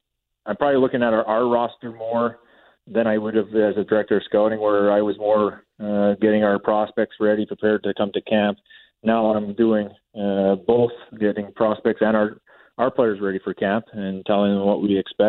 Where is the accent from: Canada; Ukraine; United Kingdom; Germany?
Canada; Minnedosa, Manitoba; Well, I think it's every Manitoba kid wants to play for the Wheat Kings.